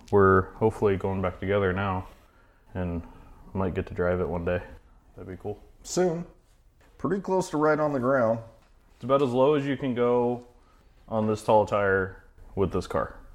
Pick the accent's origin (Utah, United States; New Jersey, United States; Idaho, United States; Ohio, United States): Idaho, United States; born and raised in Idaho. I work at a shop called Treasure Valley Street Rods here in Boise